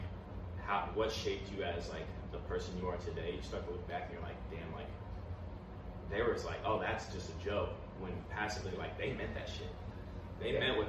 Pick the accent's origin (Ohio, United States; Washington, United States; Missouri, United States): Missouri, United States; Oak Grove; in Oak Grove that I was able to grow up and be around